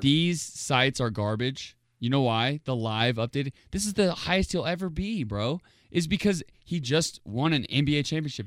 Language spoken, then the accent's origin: English; Indiana, United States; I'm from Indiana